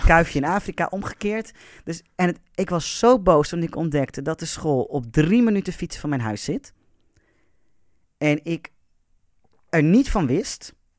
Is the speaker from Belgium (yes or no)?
no; Amersfoort, Utrecht, Netherlands; Ik ben notabene geboren in Amersfoort.